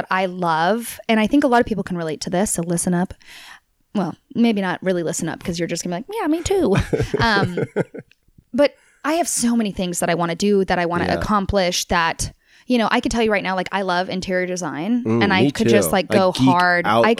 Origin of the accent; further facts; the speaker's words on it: Tulsa, Oklahoma, United States; I grew up in Oklahoma. My family's from Texas. So I'm kind of like this weird, like, everyone's in Texas. And so I kind of, and my family's now home is in Texas, but I technically grew up in Tulsa.